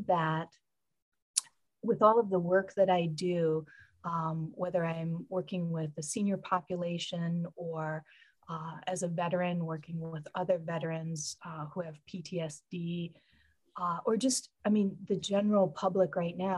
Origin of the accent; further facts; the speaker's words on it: Michigan, United States; I grew up in Michigan and spent a lot of time with my grandparents